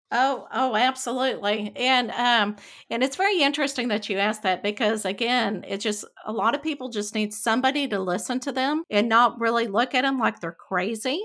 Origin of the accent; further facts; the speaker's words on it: Texas, United States; growing up in Texas and the Bible Belt